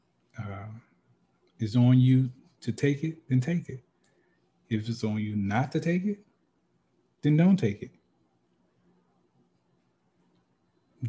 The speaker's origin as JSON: {"language": "English", "region": "Alabama", "country": "United States", "said": "I'm from Alabama"}